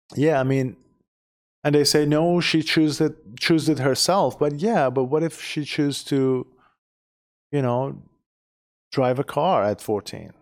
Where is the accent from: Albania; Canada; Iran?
Iran; first language Persian; English is a second language; moved away as an adult; now in United States; We, we are from Iran, we speak Persian